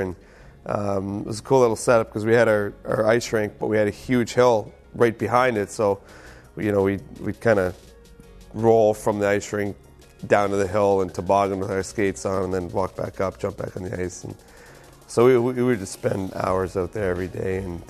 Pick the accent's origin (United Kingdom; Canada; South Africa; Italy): Canada; Halifax, Nova Scotia; the Maritimes and growing up where I did is it's a very simple life